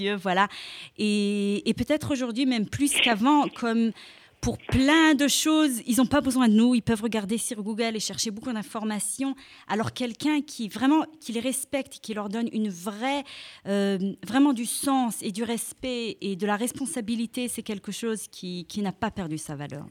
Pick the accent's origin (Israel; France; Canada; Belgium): Israel; moi je suis née en Israël, à part le fait que je parlais français toute mon enfance